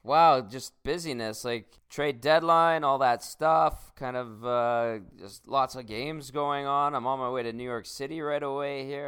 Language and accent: English; Canada; being a Canadian because we don't have them here in Canada